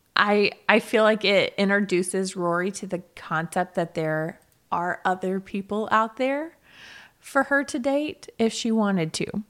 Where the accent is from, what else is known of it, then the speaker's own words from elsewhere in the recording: the South, United States; I'm from the South